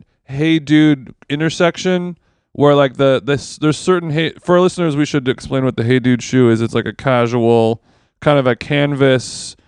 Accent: Orange County, California, United States; I'm from Orange County

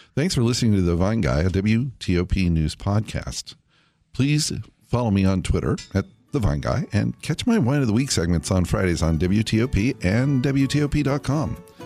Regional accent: California, United States; when I was a kid growing up in California

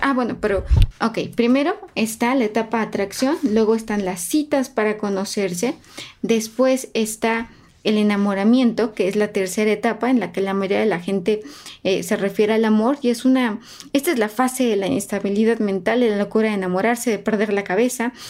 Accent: Mexico; somos un país especialmente cálido. Somos eh, los mexicanos, los latinos, somos muy cálidos

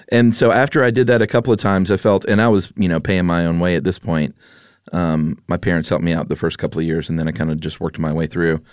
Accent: United States; I'm an American like you

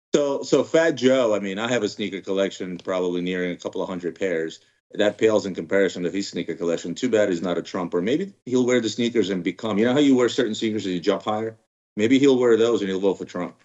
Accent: Ukraine; now in United States; I was originally born in Ukraine

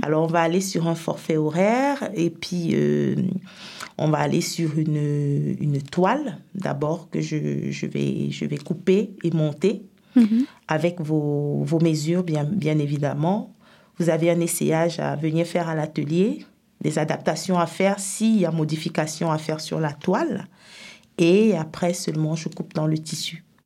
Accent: Cameroon; moved away as an adult; also born or lived in Senegal / France; now in Epinal, France; je suis camerounaise à la base

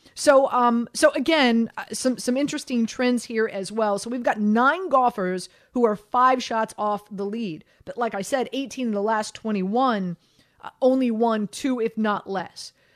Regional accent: Miami, Florida, United States; born and raised in Miami

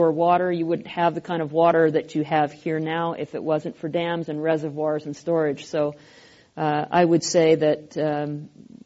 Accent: Pacific Northwest, home state of Washington, United States; I come from the Pacific Northwest

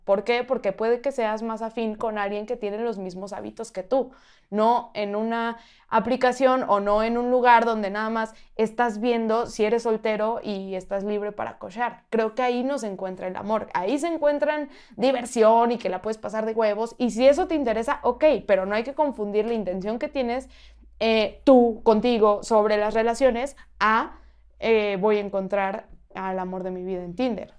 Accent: Mexico; soy mexicana

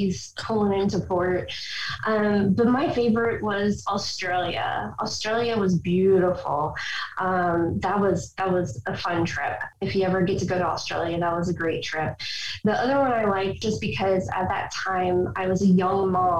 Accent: Overland Park, Kansas, United States; moved away as an adult; I grew up here in Oberlin Park, Kansas, in the Kansas area.

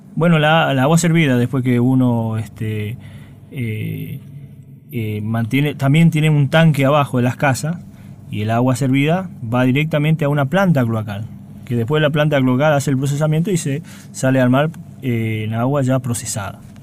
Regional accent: Ibarreta, Formosa, Argentina; moved away; Yo soy oriundo de Ibarreta, de Formosa, exactamente

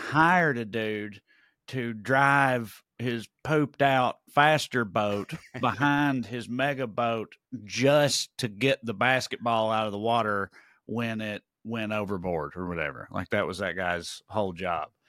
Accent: United States; I'm American

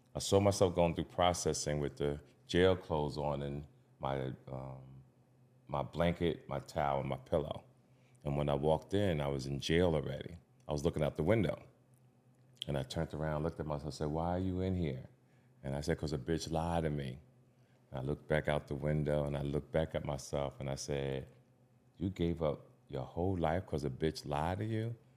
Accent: Jersey City, New Jersey, United States; the Jersey City, my hometown

